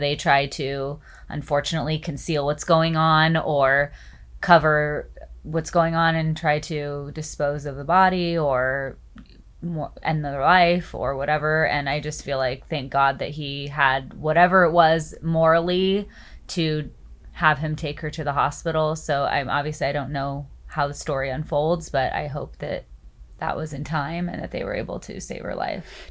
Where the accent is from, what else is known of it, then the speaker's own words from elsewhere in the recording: Orange County, California, United States; also born or lived in New York; born and raised in Orange County, spent a couple years in New York.